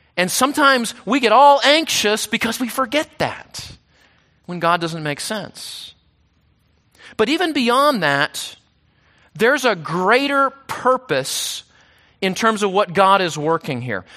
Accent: United States; we Americans

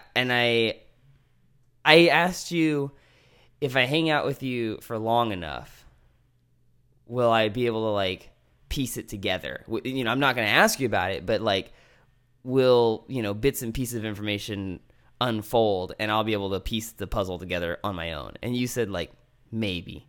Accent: American Canyon, California, United States; When I was growing up in American Canyon, which, as you're gonna let everyone know, is not the Napa Valley

